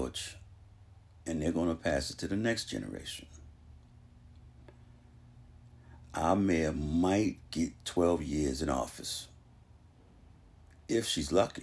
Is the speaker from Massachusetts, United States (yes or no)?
yes; Boston, Massachusetts, United States; I'm a Bostonian, born and raised